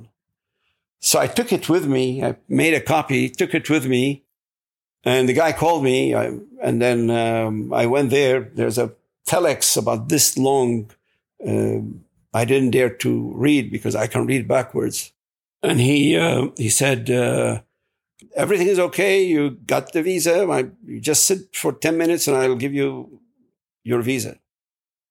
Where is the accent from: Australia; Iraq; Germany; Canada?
Iraq; English is a second language; moved away as an adult; now in United States; I'm from Iraq